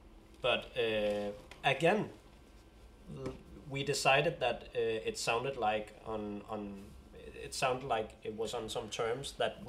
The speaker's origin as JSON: {"language": "English", "country": "Denmark", "first_language": "Danish", "second_language": "English", "said": "I feel a sense of pride using the Danish language as well."}